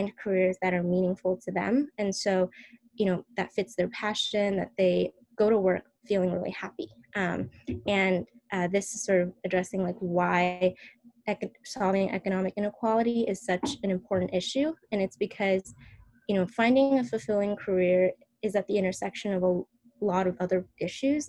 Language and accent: English; San Francisco Bay Area, California, United States; growing up in the San Francisco Bay Area